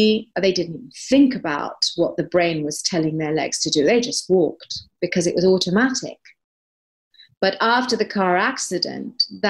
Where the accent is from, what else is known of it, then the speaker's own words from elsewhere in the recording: East Putney, London, United Kingdom; Well, I was from East Putney.